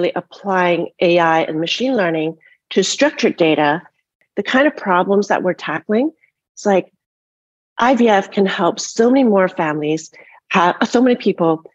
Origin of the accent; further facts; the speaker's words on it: Canada; moved away; also born or lived in Toronto, Canada / Montreal, Canada; I grew up in Canada in a different kind of socialized system and went to University of Toronto for my medical education